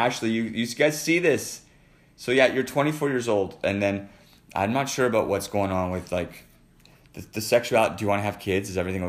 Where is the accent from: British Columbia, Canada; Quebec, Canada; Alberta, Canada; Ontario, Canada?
Alberta, Canada; Edmonton; I grew up in Edmonton. I grew up all over the world, but I mean, I was born in the Misericordia in Edmonton, Alberta, across the street from West Edmonton Mall.